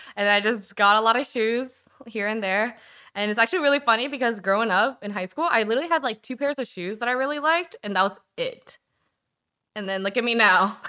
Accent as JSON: {"language": "English", "town": "Charlottesville", "region": "Virginia", "country": "United States", "tie": "born or raised there", "also_born_or_lived": "Korea / Harrisonburg, Virginia", "lives_now": "Richmond, United States", "said": "I was actually born in Korea, which surprises a lot of people 'cause I'm not very good at Korean. And then I'm lived in Nova for a little bit, and then I moved to Harrisonburg, and then I grew up in Charlottesville."}